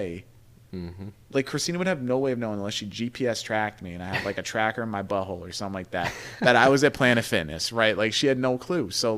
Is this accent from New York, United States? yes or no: yes; New York, United States; we're from New York